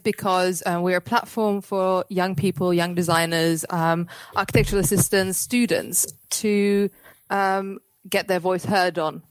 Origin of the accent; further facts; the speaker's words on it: Cyprus; moved away; I'm in Cyprus at the moment